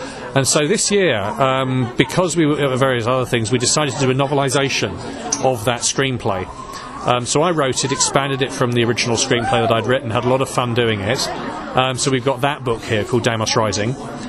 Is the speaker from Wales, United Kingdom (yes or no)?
no; London, United Kingdom; now in Lincolnshire, United Kingdom; I'm from London, South London originally. We currently live in Lincolnshire in England